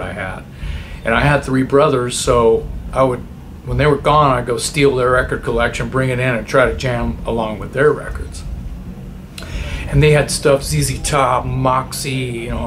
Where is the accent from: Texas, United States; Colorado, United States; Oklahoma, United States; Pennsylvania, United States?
Texas, United States; Corpus Christi; I am from South Texas, Corpus Christi